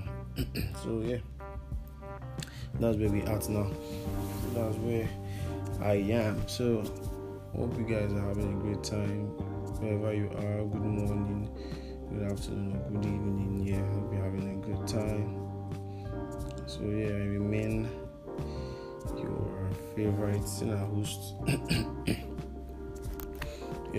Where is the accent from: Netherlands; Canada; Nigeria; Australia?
Nigeria; I'm an African, I'm a Nigerian too